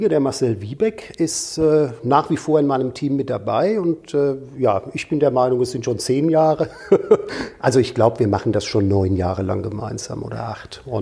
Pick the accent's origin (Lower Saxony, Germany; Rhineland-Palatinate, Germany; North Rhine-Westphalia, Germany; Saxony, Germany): Rhineland-Palatinate, Germany; äh, ein gebürtiger Rheinhesse, komme also aus Rheinland-Pfalz, aus der wunderschönen Gegend, wo der tolle Wein wächst, direkt am Rhein.